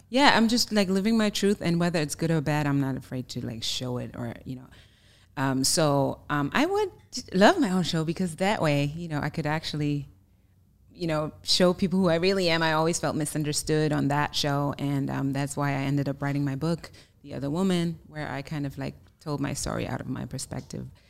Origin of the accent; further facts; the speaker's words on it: Germany; English is a second language; moved away as an adult; now in United States; I'm originally from Germany, born and raised, so you may hear an accent